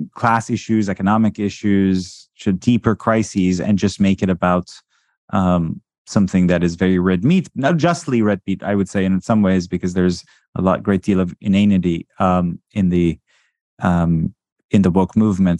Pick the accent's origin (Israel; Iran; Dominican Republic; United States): Iran; moved away; I was born in Iran